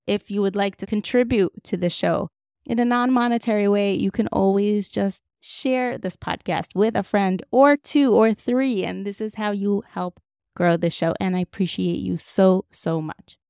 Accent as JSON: {"language": "English", "region": "Moscow", "country": "Russia", "tie": "born or raised there", "moved": "yes", "said": "What was it like growing up in Moscow? Like, that's all I knew."}